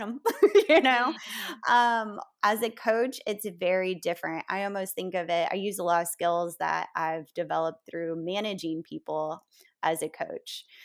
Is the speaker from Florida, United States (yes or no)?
yes; Florida, United States; now in New Orleans, United States; I grew up in a small town in Florida